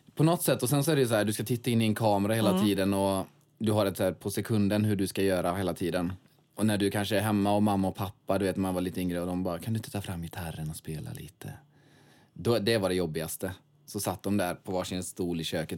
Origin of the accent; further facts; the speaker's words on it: Svenljunga, Västra Götaland, Sweden; Jag kommer ifrån Svenljunga.